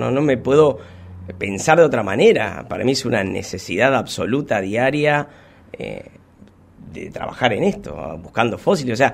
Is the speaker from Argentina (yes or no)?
yes; Munro, Buenos Aires Province, Argentina; moved away as an adult; also born or lived in Cipolletti, Argentina; now in Trelew, Argentina; No, yo soy de Buenos Aires, de Buenos Aires. de Munro